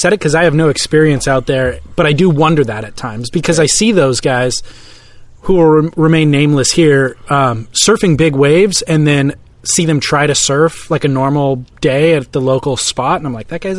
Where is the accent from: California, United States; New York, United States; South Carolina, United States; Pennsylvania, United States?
California, United States; Southern; I grew up in Southern California